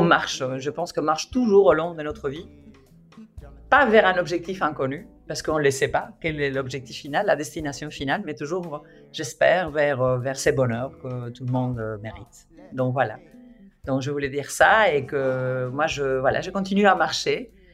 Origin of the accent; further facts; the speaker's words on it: Spain; French is a second language; moved away; je suis espagnole